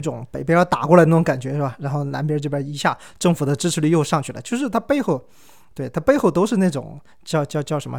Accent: China; 我是中国人

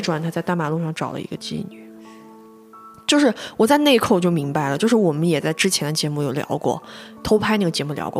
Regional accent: China; 对于我们中国人而言，或者是东亚人而言吧

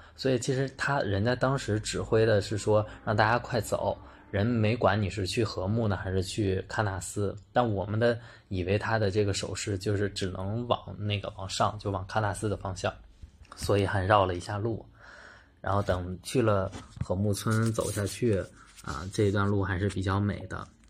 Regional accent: Beijing, China; 因为他问我们是从哪里来的，然后他说他自己都没去过北京。

